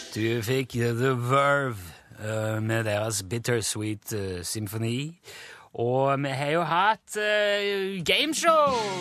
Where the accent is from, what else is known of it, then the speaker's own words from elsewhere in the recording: Egersund, Rogaland, Norway; moved away; hjemme i Egersund